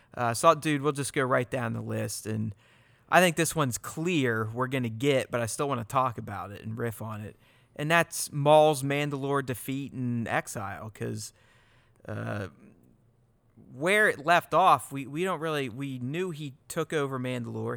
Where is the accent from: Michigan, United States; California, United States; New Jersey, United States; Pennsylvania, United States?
Pennsylvania, United States; Pittsburgh; I grew up in Pittsburgh, too